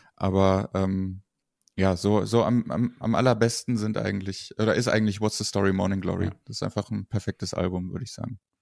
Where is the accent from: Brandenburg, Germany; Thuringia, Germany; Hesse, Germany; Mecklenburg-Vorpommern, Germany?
Hesse, Germany; Kassel; ich komme aus Kassel